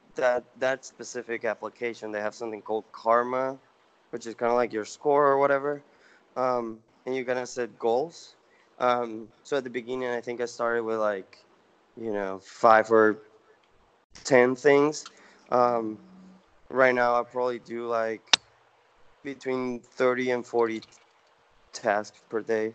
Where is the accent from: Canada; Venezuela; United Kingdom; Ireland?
Venezuela; moved away as an adult; now in United States; I'm originally from Venezuela. Um, so I came to the U.S. for college, and then um, started my own company, and you know, stay here